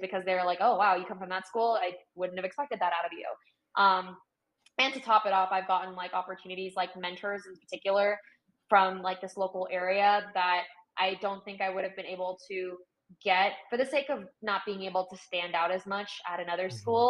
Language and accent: English; Northern California, United States; I grew up in Northern California